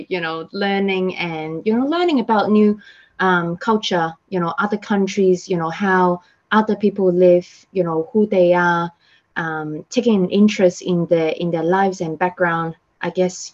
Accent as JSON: {"language": "English", "country": "Hong Kong", "tie": "born or raised there", "said": "I am from Hong Kong, yeah, born and raised in Hong Kong."}